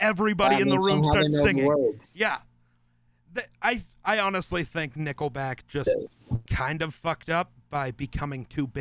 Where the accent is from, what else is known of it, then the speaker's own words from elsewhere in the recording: Wyoming, United States; growing up in Wyoming, been exposed to a ton of country music